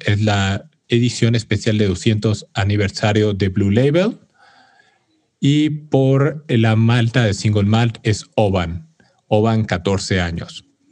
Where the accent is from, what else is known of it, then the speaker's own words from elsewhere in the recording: Mexico; como orgullo mexicano